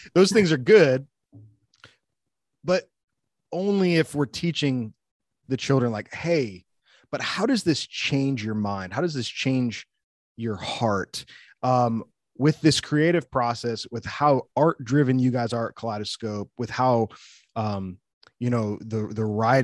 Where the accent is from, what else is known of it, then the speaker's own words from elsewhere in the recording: the North, United States; also born or lived in the South (US); now in the South, United States; I live in the South. So yeah, but I'm from the North. So when I came down, I had to learn.